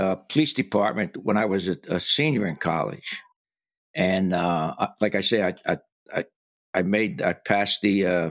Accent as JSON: {"language": "English", "town": "Paterson", "region": "New Jersey", "country": "United States", "tie": "born or raised there", "also_born_or_lived": "Jacksonville, Florida", "moved": "as an adult", "said": "growing up in Paterson, New Jersey"}